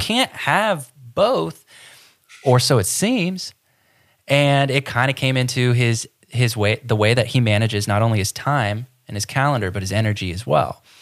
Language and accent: English; Ohio, United States; now in Florida, United States; I grew up in Ohio